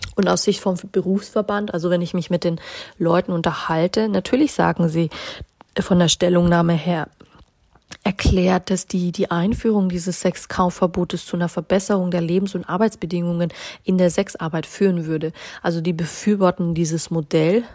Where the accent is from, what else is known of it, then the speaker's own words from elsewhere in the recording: Bavaria, Germany; Wir haben in Bayern das Sprichwort